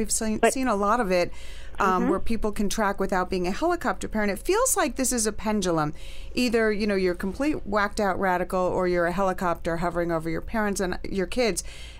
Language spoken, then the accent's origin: English; New York City, New York, United States; I was raised here in New York City in the early 70s.